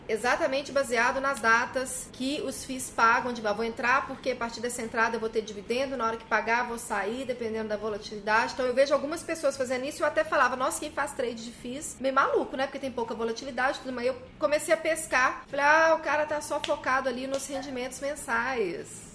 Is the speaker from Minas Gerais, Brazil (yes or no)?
yes; Minas Gerais, Brazil; até no meu estado tem um monte